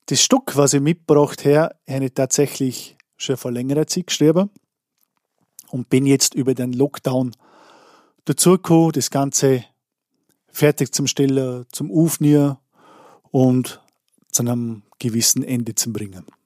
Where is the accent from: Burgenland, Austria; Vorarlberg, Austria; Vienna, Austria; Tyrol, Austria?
Vorarlberg, Austria; Ich komme aus Andersburg im Bregenzer Wald in Vorarlberg